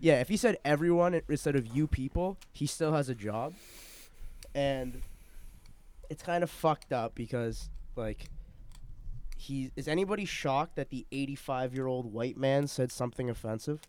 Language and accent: English; Canada; just so that I go to China once in a while does not mean I'm not a Canadian